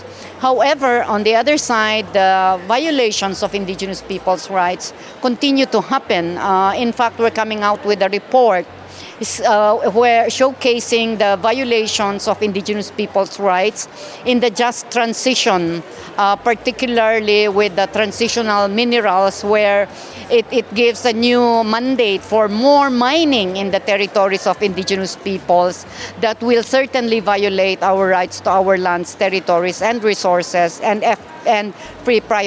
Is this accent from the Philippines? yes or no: yes; Kankanaey, Cordillera Administrative Region, Philippines; I am a Kankanae from the Philippines